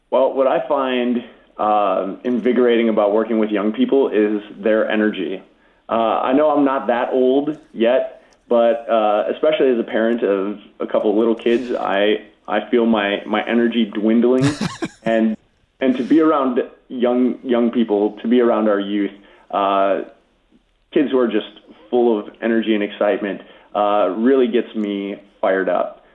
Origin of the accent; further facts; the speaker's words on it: Grafton, Wisconsin, United States; the Lutheran Church in my hometown of Grafton, Wisconsin